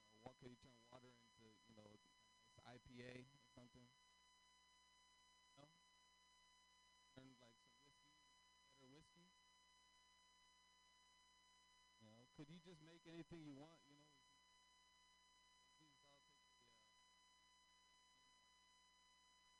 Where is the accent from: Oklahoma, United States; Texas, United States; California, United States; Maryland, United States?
California, United States; Oakland; I grew up in East Oakland